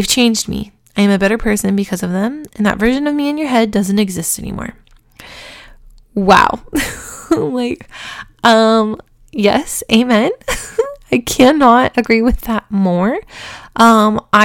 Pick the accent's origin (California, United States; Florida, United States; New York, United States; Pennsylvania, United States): California, United States; Huntington Beach; I grew up in Huntington Beach, California.